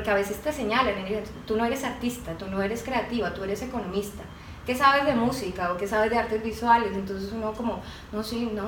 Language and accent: Spanish; Cali, Valle del Cauca, Colombia; now in Bogotá, Colombia; yo soy caleña, pero vivía hace muchos años en Bogotá.